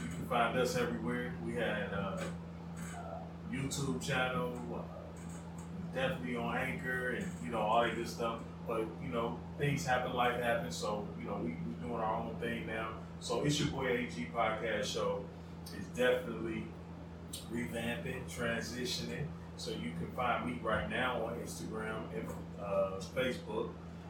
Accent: Chicago, Illinois, United States; Man, shit. I'm from Chicago.

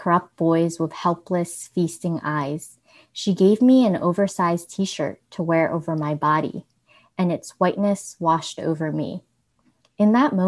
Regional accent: United States; despite being born here

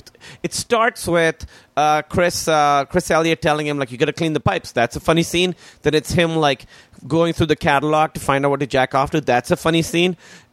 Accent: Pakistan; born or raised there

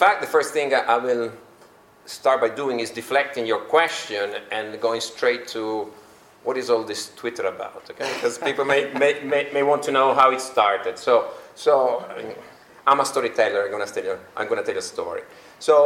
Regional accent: Turin, Piedmont, Italy; also born or lived in London; now in Brussels, Belgium; my hometown, Torino, where I still have a house. That's my birthplace.

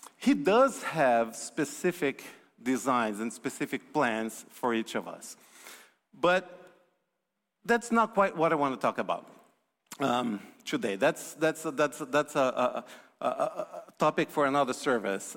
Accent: Brazil; moved away; I'm from Brazil originally

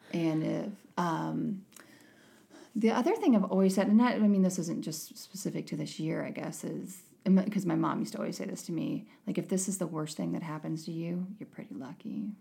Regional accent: United States; as an American

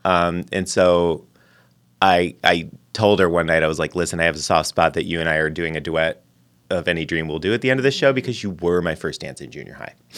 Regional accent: Lorain, Ohio, United States; also born or lived in Cincinnati; I grew up near Cleveland

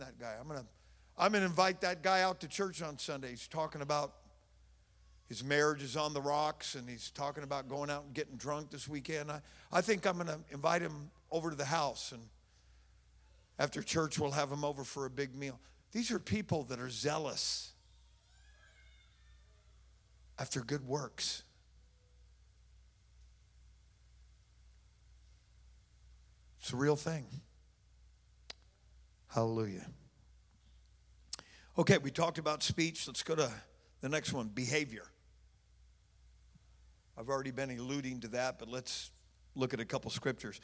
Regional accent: Oakland, California, United States; I'm from Oakland

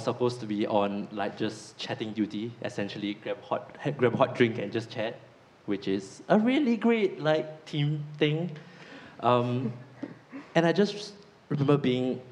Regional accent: Singapore; now in Nottingham, United Kingdom; I'm from Singapore, and Singapore is a really prosperous country

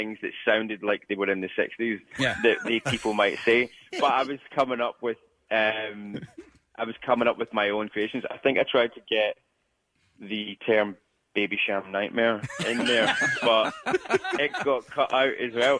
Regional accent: Scotland, United Kingdom; a young Scottish person

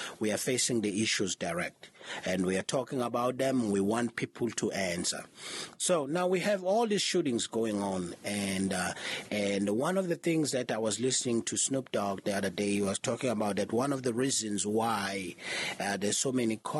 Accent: South Africa; I'm from South Africa

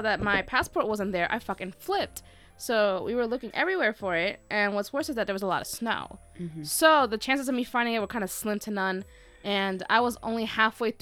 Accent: New York City, New York, United States; I was born in the Bronx

